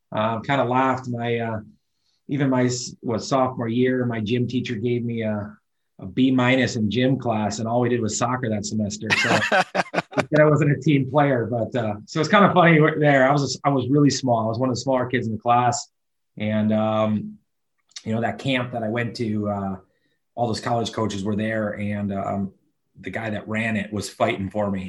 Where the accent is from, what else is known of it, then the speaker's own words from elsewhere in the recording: Milwaukee, Wisconsin, United States; moved away as an adult; now in Charlotte, United States; I grew up in Milwaukee, Milwaukee, Wisconsin.